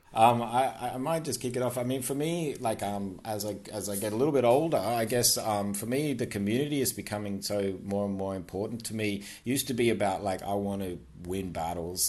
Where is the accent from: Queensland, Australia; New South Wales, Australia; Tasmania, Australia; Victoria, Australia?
Queensland, Australia; now in Sydney, Australia; I'm from Queensland